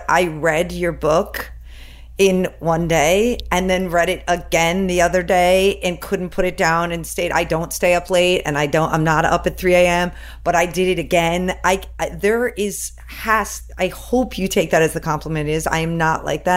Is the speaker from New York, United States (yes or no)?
yes; Long Island, New York, United States; we're both from Long Island, me and Corinne